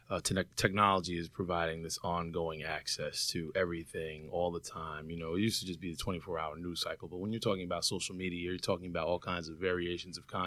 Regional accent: New York City, New York, United States; also born or lived in Bronx, New York; now in Atlanta, United States; I'm from New York as well, uh, born and raised in Brooklyn, moved to the Bronx. I live in Atlanta now.

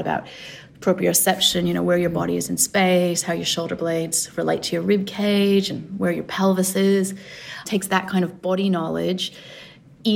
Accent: Los Angeles, California, United States; now in Australia; I grew up in Los Angeles

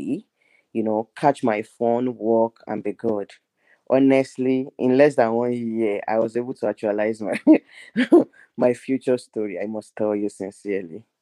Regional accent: Nigeria; moved away; I'm Nigerian, which is from Africa.

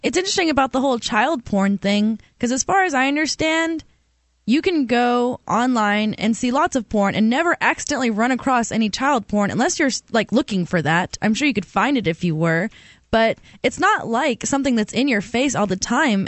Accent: Auburn, Alabama, United States; Auburn, Alabama, which is my hometown

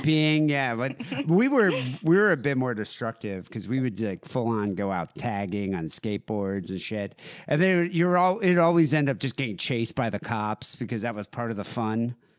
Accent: South Africa; moved away; growing up in South Africa

